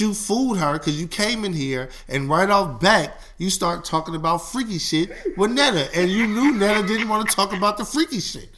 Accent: Oakland, California, United States; I'm from East Oakland. I went to school

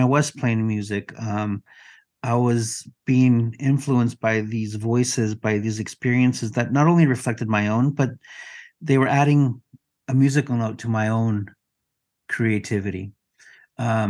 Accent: Mexico; first language Spanish; English is a second language; I'm from Mexico, English is my second language.

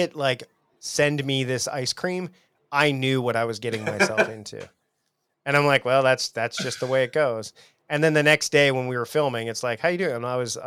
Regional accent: Canada; I'm from Canada

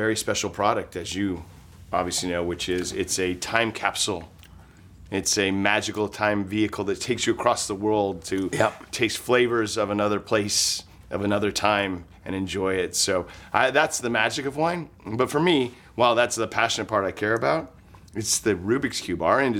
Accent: Napa, California, United States; moved away; I was raised in Napa.

